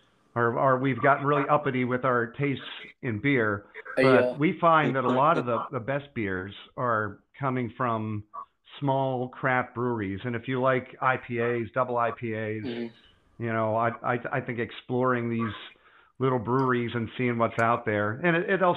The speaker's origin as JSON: {"language": "English", "town": "Pittsburgh", "region": "Pennsylvania", "country": "United States", "tie": "born or raised there", "said": "near my hometown, in the Pittsburgh area"}